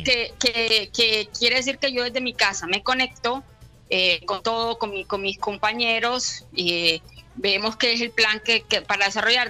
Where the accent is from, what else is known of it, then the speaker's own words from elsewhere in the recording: Barranquilla, Atlántico, Colombia; moved away as an adult; now in Bologna, Italy; Yo me fui de Barranquilla hace 19 años